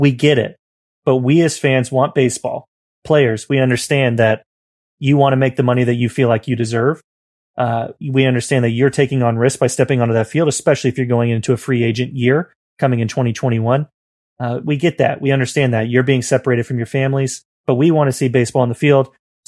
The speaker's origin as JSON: {"language": "English", "region": "the South", "country": "United States", "said": "Okay. I'm from the South."}